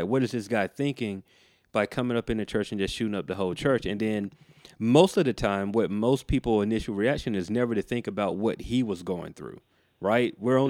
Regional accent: the Bible Belt, United States; Now, for me, man, growing up in the Bible Belt, like you, anybody say seance, it immediately kind of puts you on guard.

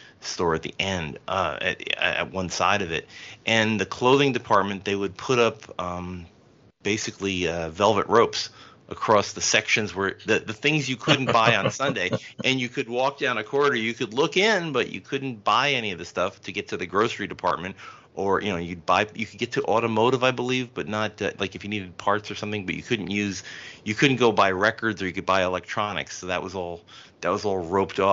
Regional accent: Elizabeth, New Jersey, United States; I grew up in New Jersey, in Elizabeth, New Jersey

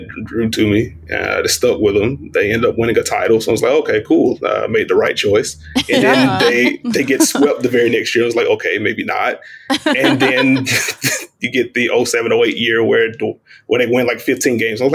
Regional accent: South Carolina, United States; moved away as an adult; now in Charlotte, United States; I'm from South Carolina. I am based in Charlotte, North Carolina now. Just moved here in January

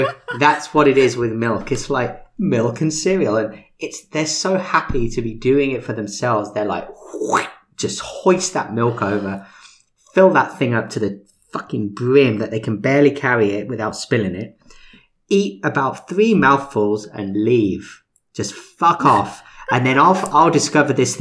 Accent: United Kingdom; now in United States; I'm British.

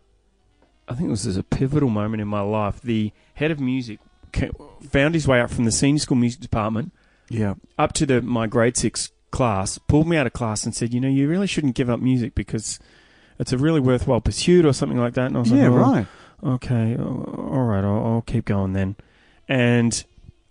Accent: Mount Eliza, Victoria, Australia; Mornington Peninsula, born and raised

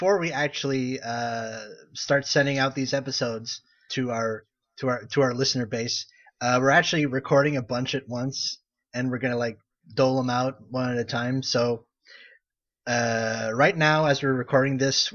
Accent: Canada; I'm a Canadian. Well, okay, I am a kind of a Canadian stereotype

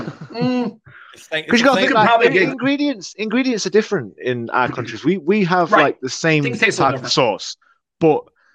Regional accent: Derby, East Midlands, United Kingdom; I'm in England, in Derby. England. So right in the middle of the UK

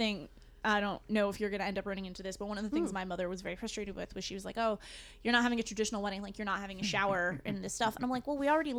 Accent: just outside of Hartford, Connecticut, United States; I'm from just outside of Hartford where it's super middle class and all we have is parking lots and trees.

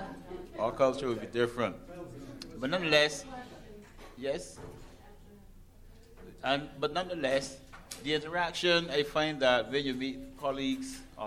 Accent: Barbados; culture is different in the way how we speak. So you can tell that we are not from a part of America. We're from the Caribbean.

